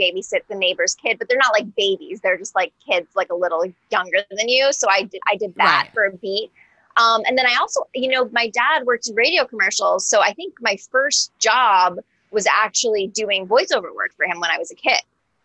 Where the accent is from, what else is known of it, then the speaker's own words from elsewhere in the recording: Westport, Connecticut, United States; I'm from Westport, Connecticut